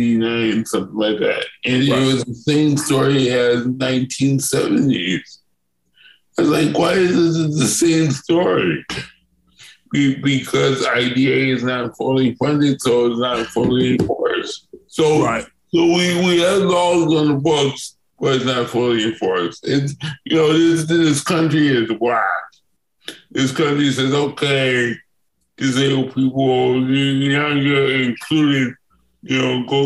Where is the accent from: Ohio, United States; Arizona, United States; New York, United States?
New York, United States; New York City; moved away as an adult; also born or lived in Buffalo, New York / Hartford, Connecticut / Bay Area, California; now in Los Angeles, United States; I grew up in New York City.